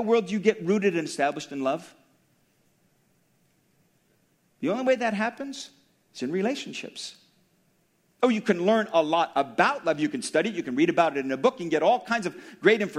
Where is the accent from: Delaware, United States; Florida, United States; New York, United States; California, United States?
California, United States; Daly City; I grew up in Daly City, about 2 or 3 miles from the Colma border